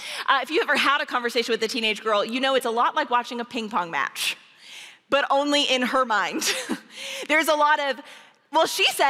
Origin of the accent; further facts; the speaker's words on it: Georgia, United States; accent: Southern; now in Oklahoma, United States; Like I said, I'm from Oklahoma. Well, I live in Oklahoma, but I am from, there's a difference, you know what I'm saying? I'm from Georgia.